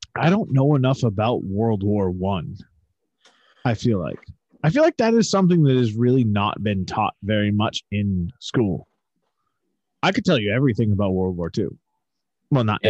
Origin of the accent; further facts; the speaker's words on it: the North, United States; I'm from the North